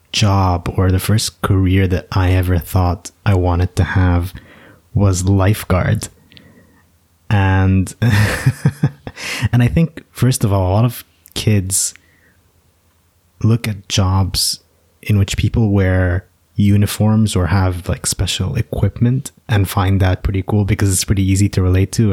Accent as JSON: {"language": "English", "country": "United States", "tie": "born or raised there", "said": "I was born in the States"}